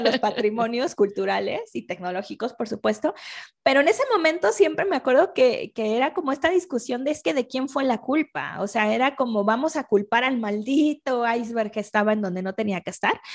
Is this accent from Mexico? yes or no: yes; Mexico; yo soy mexicana